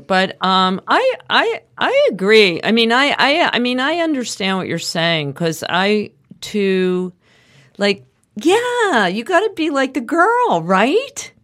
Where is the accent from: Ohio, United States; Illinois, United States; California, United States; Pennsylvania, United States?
Pennsylvania, United States; suburbs of Philadelphia; also born or lived in Manhattan, New York; I lived in Manhattan, started in town until I was eight, and then we moved to the suburbs of Philadelphia.